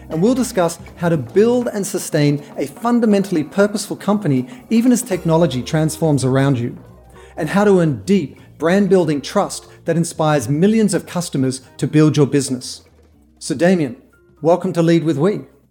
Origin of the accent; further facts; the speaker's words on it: Australia; moved away; as an Australian, I made the pilgrimage to Saatchi and Saatchi and Charlotte Street in London